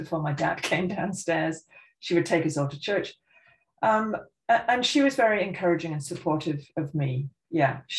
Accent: Oving, South East England, United Kingdom; moved away as an adult; also born or lived in Scotland / Aylesbury / Montreal, Canada; I grew up in a tiny little village you will never have heard of called Oving, in Buckinghamshire

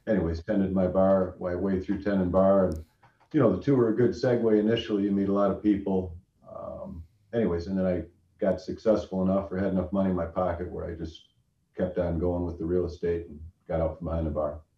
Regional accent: Brighton, Ontario, Canada; I grew up here in Brighton

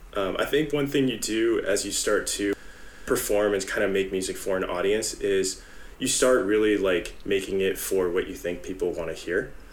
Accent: San Jose, California, United States; I'm originally from San Jose, uh, been in the Bay Area for a long time

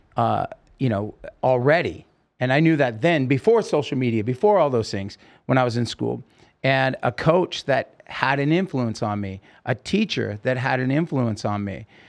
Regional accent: Oregon, United States; now in California, United States; As a kid, I grew up in Oregon

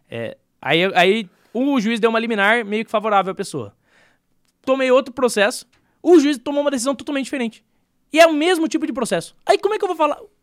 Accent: Brazil; Nós como brasileiros

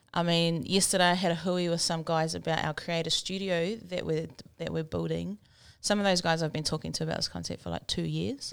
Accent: Rotorua, Bay of Plenty, New Zealand; I was born and raised in Rotorua.

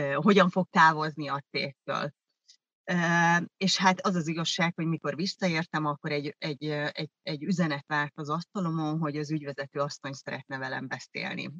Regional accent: Vác, Pest, Hungary; first language German; Hungarian is a second language; also born or lived in East Germany (GDR) / Veszprém, Hungary; mi Vácon jártunk együtt iskolába, ö, én gyakorlatilag akkor kerültem Vácra, mert hogy eredetileg, nem eredetileg, én Németországba születtem, német anyanyelvel

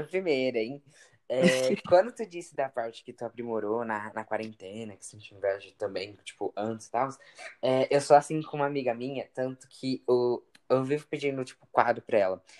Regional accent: São Paulo, Brazil; eu sou de São Paulo

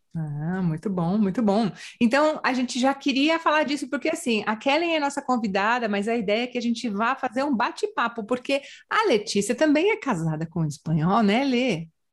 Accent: Brazil; moved away as an adult; now in Canary Islands, Spain; eu sou do Brasil

